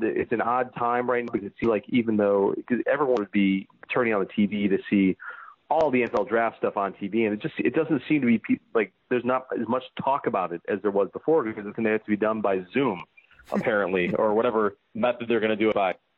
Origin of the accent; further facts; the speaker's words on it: Tinley Park, Illinois, United States; now in Northbrook, United States; I'm originally from Tinley Park